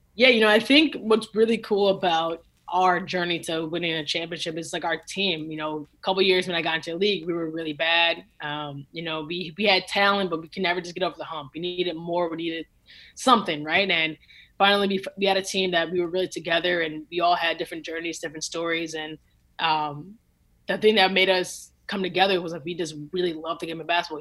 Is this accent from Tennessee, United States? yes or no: no; Lincolnwood, Illinois, United States; I grew up in Lincolnwood, Illinois